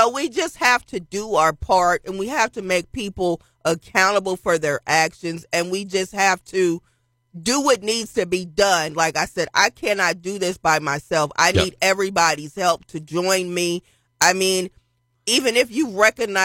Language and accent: English; Philadelphia, Pennsylvania, United States; moved away; I was born in Philadelphia, so I have family that still lives there.